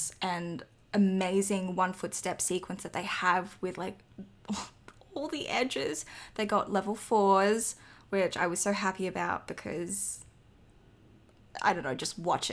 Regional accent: Australia; I'm Australian

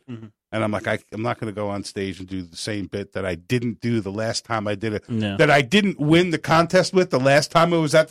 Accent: near Newburgh, Orange County, New York, United States; moved away; my hometown, like 10 or 15 minutes away

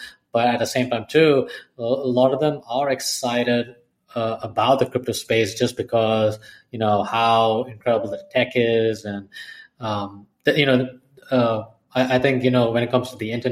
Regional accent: Dubai, United Arab Emirates; I was born and brought up in Dubai.

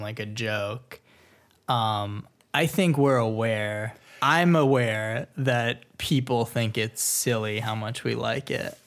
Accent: Florida, United States; now in Los Angeles, United States; I grew up in Florida, so moving to L

